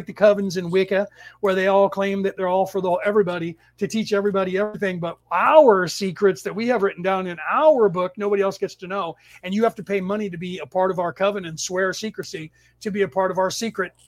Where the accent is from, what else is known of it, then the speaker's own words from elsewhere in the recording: San Francisco Bay Area, California, United States; I was born in the San Francisco Bay Area in California, and I lived here most of my life.